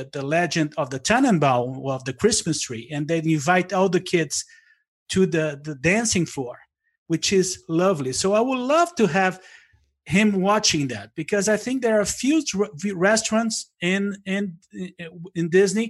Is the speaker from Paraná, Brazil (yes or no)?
no; Blumenau, Santa Catarina, Brazil; moved away; I'm from a town in South Brazil called Blumenau